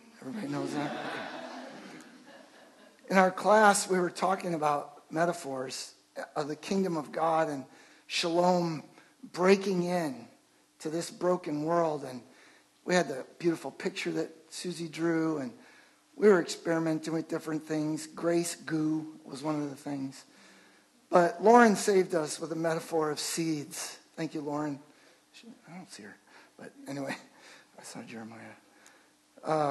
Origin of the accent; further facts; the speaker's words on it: Chicago, Illinois, United States; I grew up in Chicago.